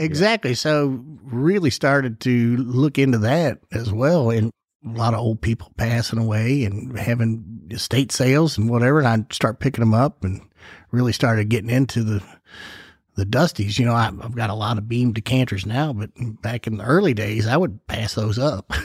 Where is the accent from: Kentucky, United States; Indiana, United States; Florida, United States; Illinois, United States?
Kentucky, United States; Louisville; I grew up over in the Crescent Hill neighborhood in Clifton, right down, you know, a couple of, maybe a mile or two from National Distillery.